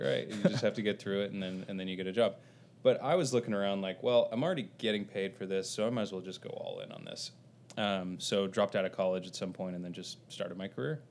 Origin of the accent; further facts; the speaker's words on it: Covina, California, United States; born in uh, suburbs of LA, uh, about 20 miles east of LA, in a little city called Covina